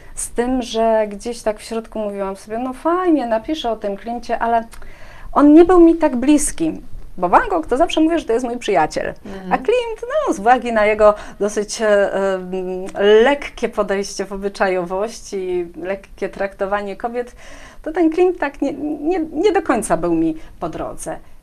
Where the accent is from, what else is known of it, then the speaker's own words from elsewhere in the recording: Tychy, Silesian Voivodeship, Poland; ja z Tychu, jestem Tyszanką